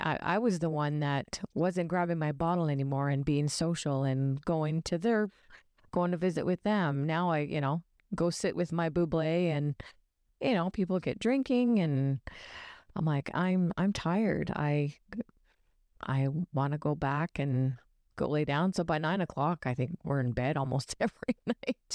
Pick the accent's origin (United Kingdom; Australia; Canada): Canada; Ontario; we're from Ontario